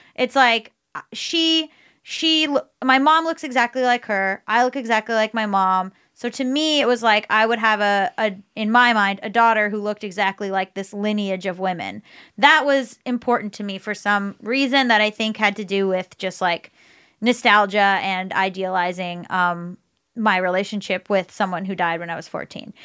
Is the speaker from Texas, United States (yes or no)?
no; Florida, United States; I was growing up in Florida